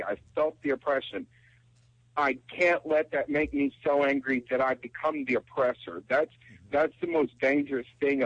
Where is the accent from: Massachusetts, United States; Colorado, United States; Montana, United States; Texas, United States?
Texas, United States; I'm from Texas. I come from a very religious family